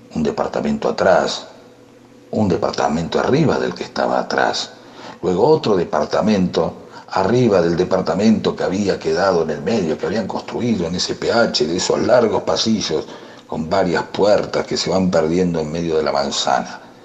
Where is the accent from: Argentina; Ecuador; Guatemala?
Argentina; Gerli, Buenos Aires Province; moved away; Yo quiero a Herley porque me crié en Herley